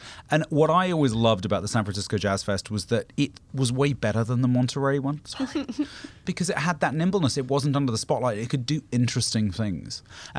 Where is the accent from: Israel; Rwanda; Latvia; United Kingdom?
United Kingdom; as a British person